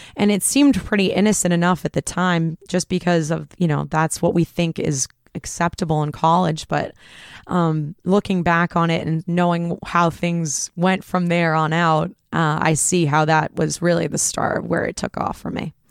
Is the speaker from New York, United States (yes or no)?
no; Groton, Massachusetts, United States; I grew up in Groton, Mass, so not a lot of bad things going on there